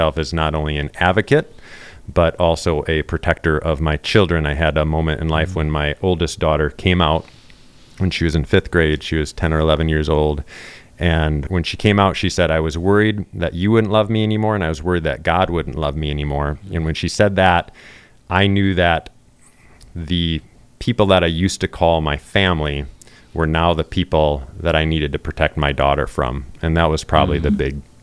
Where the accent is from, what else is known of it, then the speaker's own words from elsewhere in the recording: Wisconsin, United States; accent: Wisconsin; I represent diversity with the Desert Voices crowd because I'm from Wisconsin